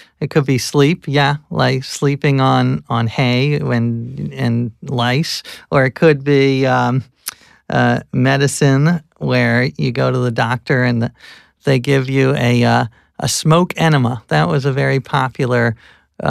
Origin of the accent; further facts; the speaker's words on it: the North, Northern United States, United States; as a Northerner